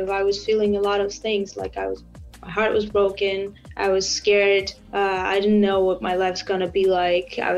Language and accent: English; Vanadzor, Lori, Armenia; also born or lived in United States; I am Armenian. I was born in Vanadzor, a small town, um, and I lived my whole life uh, there except for one year, um, which I was an exchange student in the U.S